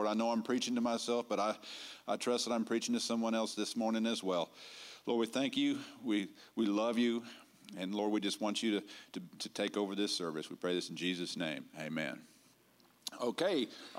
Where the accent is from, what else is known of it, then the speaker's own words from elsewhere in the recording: Vermont, United States; born there; also born or lived in Texas / Florida / Germany / Michigan; I was born in Vermont, so I ain't from around here. But my dad was in the Air Force, and that's where he was stationed when I was born. And we moved all around. We moved to Texas. We moved to Florida.